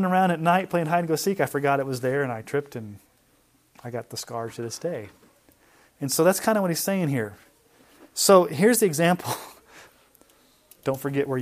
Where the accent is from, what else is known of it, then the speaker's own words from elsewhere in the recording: Texas, United States; I was from Texas